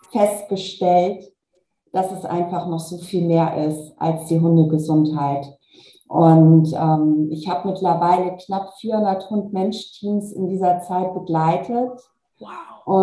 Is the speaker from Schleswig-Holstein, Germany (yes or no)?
yes; Kiel, Schleswig-Holstein, Germany; Also ich bin eine Kieler Sprotte, ich bin dann beruflich nach Hamburg gegangen für diesen Konzern und bin dann nochmal nach Braunschweig gegangen und da habe ich mich tatsächlich nicht wohl gefühlt, weil mir dort das Meer unwahrscheinlich gefehlt hat.